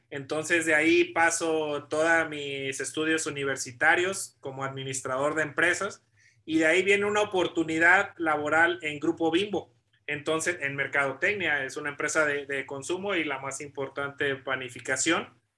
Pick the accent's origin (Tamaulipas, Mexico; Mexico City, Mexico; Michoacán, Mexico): Michoacán, Mexico; Morelia; moved away as an adult; also born or lived in Puebla; soy originario de Morelia, Michoacán. Eh, desde pequeño toda mi familia practica deporte